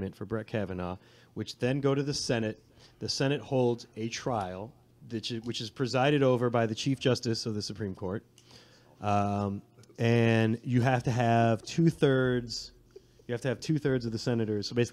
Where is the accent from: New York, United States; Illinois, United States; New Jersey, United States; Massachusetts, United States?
Illinois, United States; outside Chicago; now in Washington, D.C., United States; I was born in D.C. in the district, but grew up outside Chicago